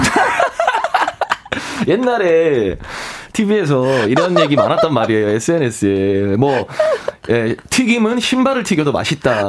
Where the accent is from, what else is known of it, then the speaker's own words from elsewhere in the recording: North Gyeongsang, South Korea; moved away as an adult; now in Seoul, South Korea; 제가 이제 경상북도 사람이니까